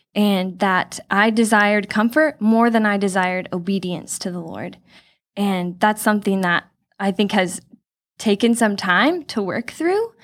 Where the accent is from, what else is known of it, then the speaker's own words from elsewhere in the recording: Chino Hills, California, United States; I was born and raised in Chino Hills, grew up here coming to this church my whole life.